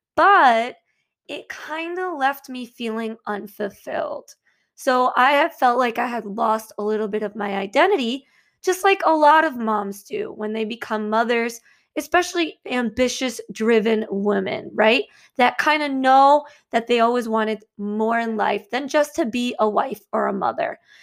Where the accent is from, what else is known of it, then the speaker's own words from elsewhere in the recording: Michigan, United States; moved away as an adult; now in New Jersey, United States; originally, I'm actually from Michigan, and I moved to New Jersey